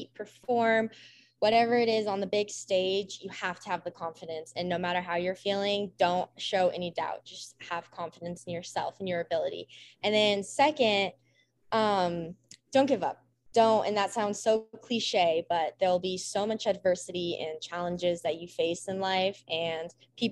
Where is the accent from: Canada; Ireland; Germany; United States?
United States; Lone Tree, Colorado; growing up in Colorado